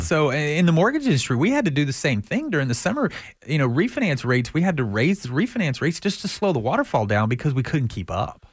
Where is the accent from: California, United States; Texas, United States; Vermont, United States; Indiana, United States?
Texas, United States; I'm from Texas